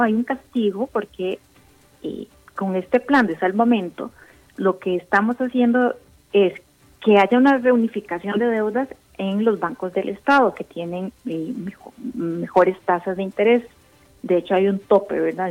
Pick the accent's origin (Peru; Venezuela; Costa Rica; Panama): Costa Rica; las personas que somos independientes, como, como tú, como yo, y como muchos costarricenses o que tenemos pymes